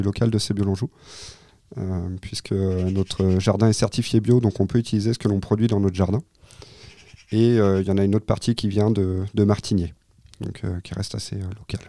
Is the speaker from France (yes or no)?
yes; Pays de la Loire, France; je suis originaire du Maine-et-Loire